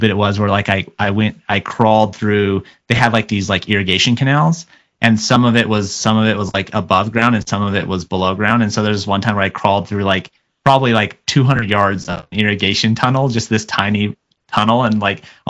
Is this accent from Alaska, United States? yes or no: no; Mesa, Arizona, United States; also born or lived in Gilbert, Arizona; I grew up in Mesa, Arizona, until I was about 12. And then I moved kind of to a more, what was then rural Gilbert, Arizona